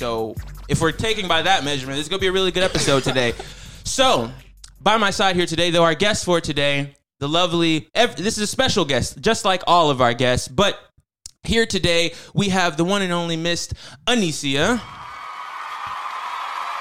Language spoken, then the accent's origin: English; Atlanta, Georgia, United States; I'm not a Grady baby, but true Atlanta native.